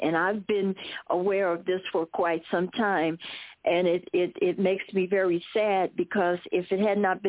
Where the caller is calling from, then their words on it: Fort Huachuca, Arizona, United States; I'm calling you from Buffalo Soldier Country, Fort Naco or Fort Huachuca, and I'm just very humbled.